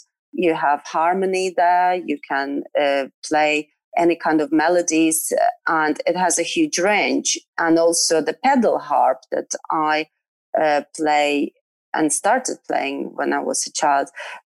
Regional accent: Western Ukraine, Ukraine; moved away as an adult; also born or lived in Poland; I grew up in Ukraine and actually in Western Ukraine, and traveled quite a lot with my parents. And then moved to Poland when I was 18

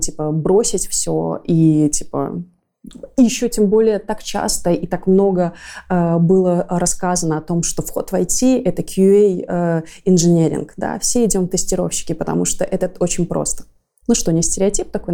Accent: Belarus; мы тоже как белорусы

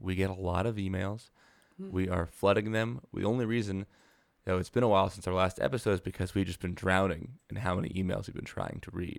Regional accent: Aurora, Colorado, United States; I grew up in Aurora, which is next to Denver.

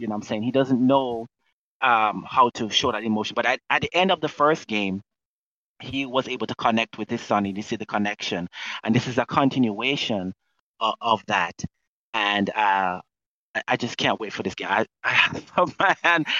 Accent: Jamaica; now in United States; I'm Jamaican

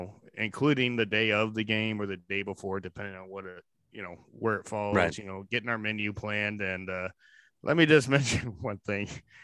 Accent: Indiana, United States; When we pull in the tailgate, it looks like we're locals, everyone doesn't know that, we're from Northern Indiana, we're setting up our stuff

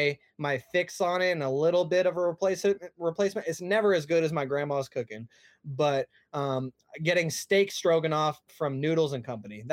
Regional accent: Texas, United States; I don't like In-N-Out because I'm from Texas and Whataburger is bomb.

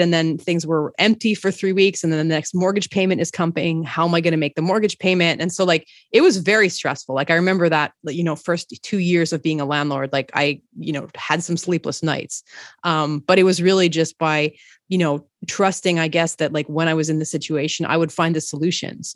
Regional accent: Montreal, Quebec, Canada; moved away as an adult; also born or lived in Toronto; I'm from Montreal

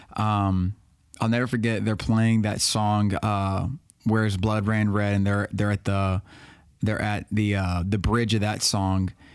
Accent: Baton Rouge, Louisiana, United States; moved away as an adult; also born or lived in Florida / West Monroe, Louisiana; I'm from Baton Rouge. I was born and raised.

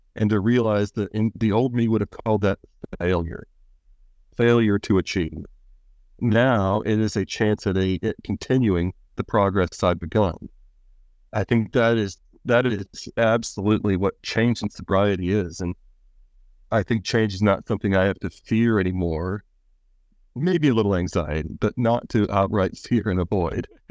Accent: Pennsylvania, United States; I'm from, uh, Pennsylvania and the United States

